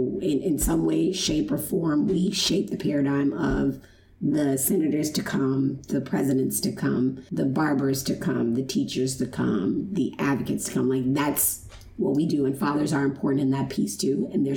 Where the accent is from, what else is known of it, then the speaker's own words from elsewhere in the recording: Chicago, Illinois, United States; moved away; I was born in Chicago, Illinois